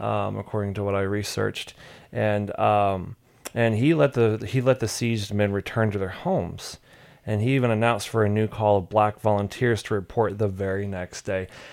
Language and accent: English; Southeast, United States; I'm from the Southeast